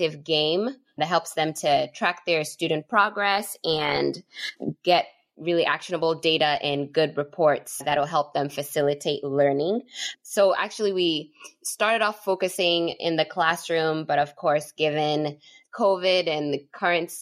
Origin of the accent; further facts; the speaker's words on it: Ghana; also born or lived in Uganda; now in United States; I am originally from Ghana, West Africa, and Uganda. East Africa, came to America 10 and a half years ago